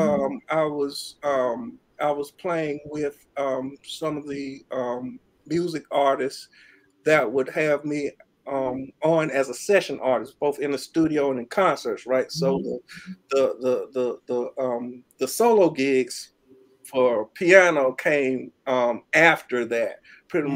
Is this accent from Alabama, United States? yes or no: yes; Birmingham, Alabama, United States; I was born and raised in Birmingham, Alabama